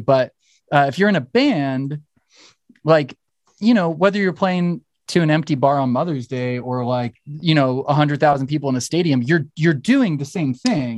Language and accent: English; Torrance, California, United States; I'm from Torrance, so I, I mean, I grew up with the dudes in …